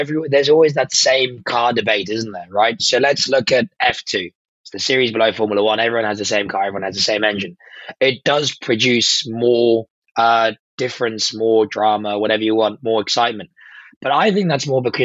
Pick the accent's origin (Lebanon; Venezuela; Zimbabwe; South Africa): South Africa; I am South African through and through